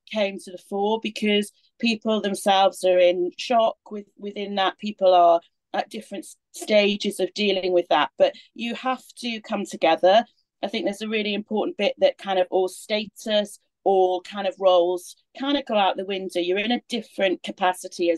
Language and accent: English; Swansea, Wales, United Kingdom; accent: Welsh; moved away; my Welsh accent coming out. I'm from Swansea originally